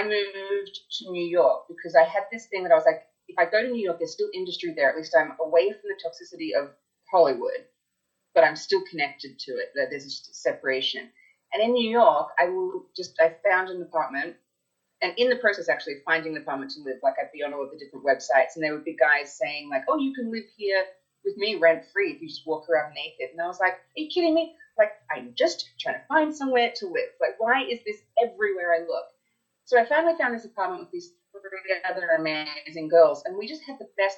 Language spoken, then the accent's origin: English; Australia; moved away; also born or lived in United States; I was from Australia. I'd moved there young